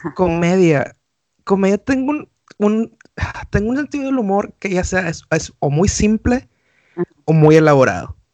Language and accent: Spanish; Monterrey, Nuevo León, Mexico; moved away; los que somos de Monterrey sí somos muy arraigados a las raíces